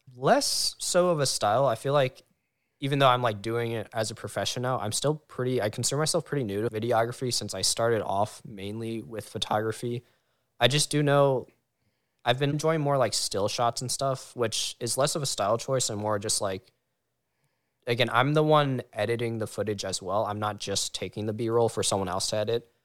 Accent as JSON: {"language": "English", "area": "Howard County", "region": "Maryland", "country": "United States", "said": "we're all in Maryland ish, but I'm from the Howard County area, about like an hour"}